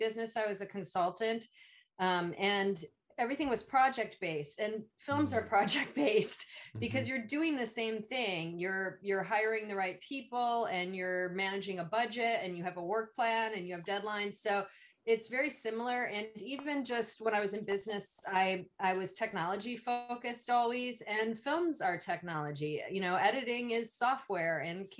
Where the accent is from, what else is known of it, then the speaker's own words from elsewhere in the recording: Illinois, United States; being a Midwestern person and growing up in Illinois